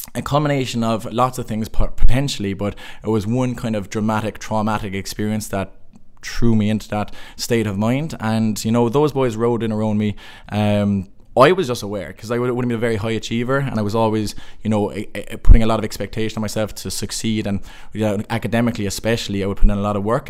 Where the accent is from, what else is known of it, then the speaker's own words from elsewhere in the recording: Cork, Munster, Ireland; moved away as an adult; also born or lived in Limerick; I'm from Cork